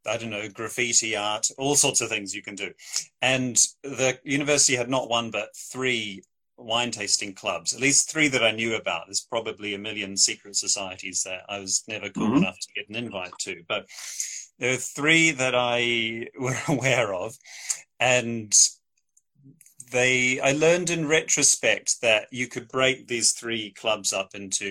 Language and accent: English; Christchurch, Canterbury, New Zealand; moved away as an adult; now in United Kingdom; I am a New Zealander. Grew up in Christchurch, New Zealand, in the South Island there. Moved to the UK just over 10 years ago for graduate studies.